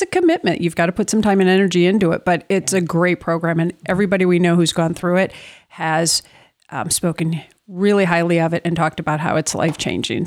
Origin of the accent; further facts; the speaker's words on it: Minneapolis, Minnesota, United States; I grew up in the Twin Cities